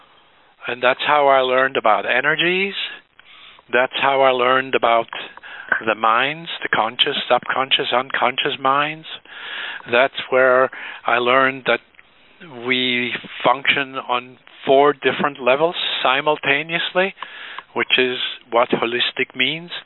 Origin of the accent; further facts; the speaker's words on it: Switzerland; now in United States; I was born in Switzerland to some very left-brain-oriented parents